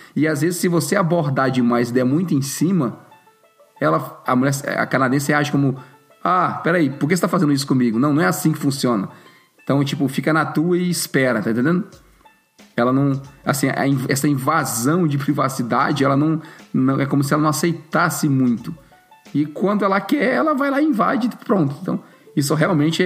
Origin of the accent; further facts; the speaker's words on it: Brazil; a cultura machista que a gente cresceu com ela no, no Brasil